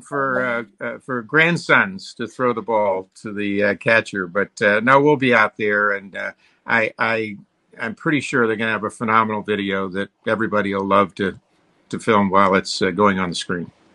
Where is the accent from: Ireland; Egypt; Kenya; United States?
United States; Tampa, Florida; I grew up in Tampa, Florida